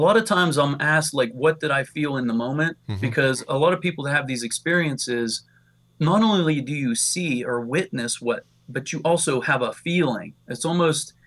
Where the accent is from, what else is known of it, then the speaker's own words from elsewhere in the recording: Pennsylvania, United States; I'm from Pennsylvania